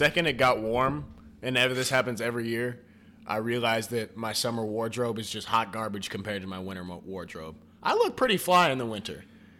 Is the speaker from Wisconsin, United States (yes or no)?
yes; Wisconsin, United States; moved away; also born or lived in Cincinnati; I'm coming from Wisconsin